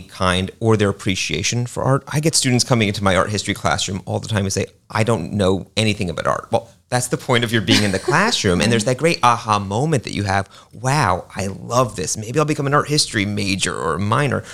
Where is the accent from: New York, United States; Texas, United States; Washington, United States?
New York, United States; New York City; now in Lakeland, United States; I grew up in New York City